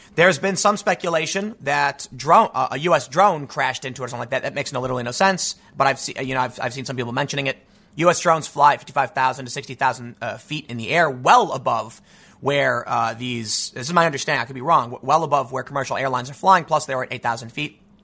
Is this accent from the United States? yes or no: yes; United States; as an American